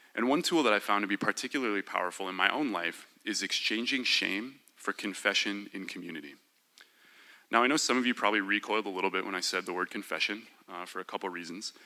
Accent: Minnesota, United States; I was born and raised in Minnesota

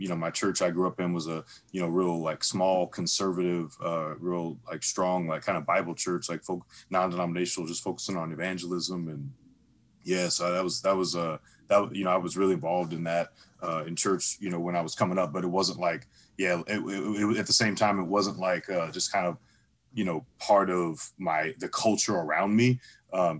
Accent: St. Louis, Missouri, United States; I'm actually originally born and raised in St. Louis. From the Lou, from the STL.

